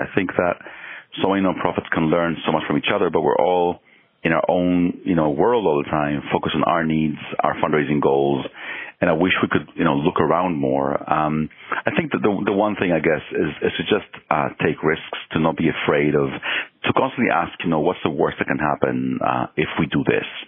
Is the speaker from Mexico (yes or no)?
yes; Mexico; moved away; also born or lived in Israel; I was born in Israel and I was growing up in Mexico